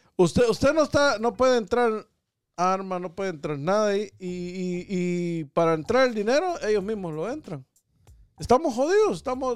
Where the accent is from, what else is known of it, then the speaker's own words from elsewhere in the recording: Guatemala; como guatemalteco me siento orgulloso de la situación que está pasando en, en, mi país